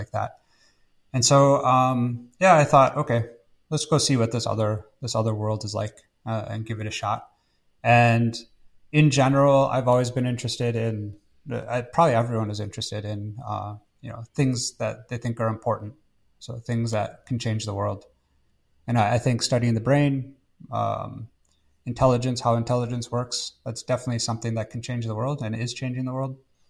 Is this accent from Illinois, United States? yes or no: no; Wisconsin, United States; moved away; from Wisconsin in the United States originally